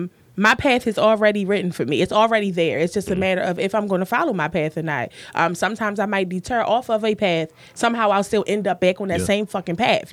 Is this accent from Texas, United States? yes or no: no; Baltimore, Maryland, United States; I'm from Baltimore. I'm not fucking basic.